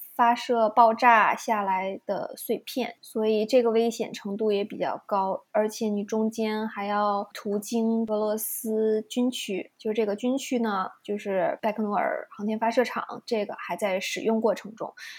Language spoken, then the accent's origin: Chinese; China; now in Toronto, Canada; 我是一个中国人